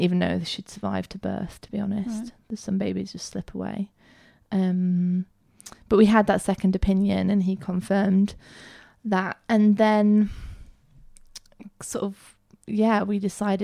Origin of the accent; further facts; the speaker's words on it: Peak District, East Midlands, United Kingdom; I grew up in the Peak District